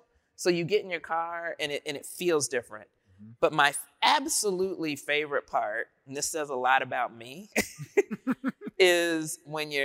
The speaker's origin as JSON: {"language": "English", "town": "Dayton", "region": "Ohio", "country": "United States", "said": "I'm from Dayton, Ohio"}